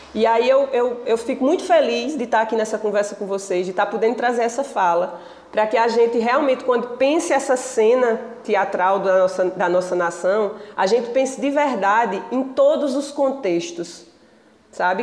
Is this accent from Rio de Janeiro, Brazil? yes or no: no; Pajeú, Pernambuco, Brazil; moved away; quando eu voltei para o Pajeú, né, eu passei 17 anos longe da minha terra, até que eu entendi que eu queria voltar para a minha terra